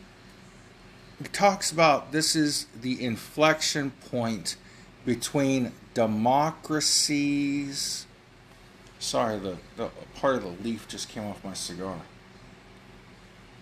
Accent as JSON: {"language": "English", "country": "United States", "said": "Now, I'm an American."}